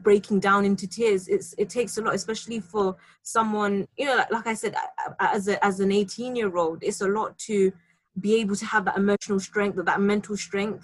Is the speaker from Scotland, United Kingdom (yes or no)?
no; London, United Kingdom; being a Londoner, I've been in London my entire life